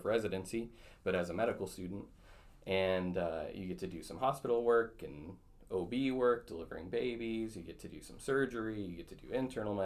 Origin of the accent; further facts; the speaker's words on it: Battle Lake, Minnesota, United States; also born or lived in Twin Cities, Minnesota / Duluth, Minnesota / Rochester, Minnesota; I grew up in Battle Lake, Minnesota, born and raised, went there K through 12